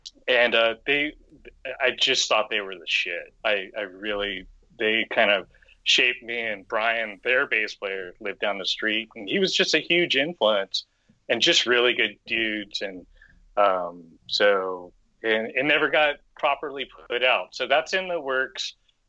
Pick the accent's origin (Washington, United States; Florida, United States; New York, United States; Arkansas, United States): Florida, United States; born there; I was born in Florida, so I was a East Coaster originally, and a product of two military dads.